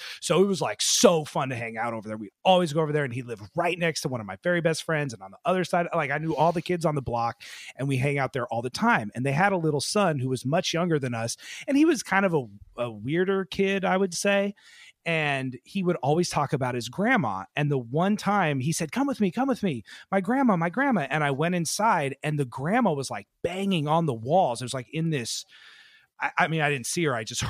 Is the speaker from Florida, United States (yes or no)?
no; Seattle, Washington, United States; we're from Seattle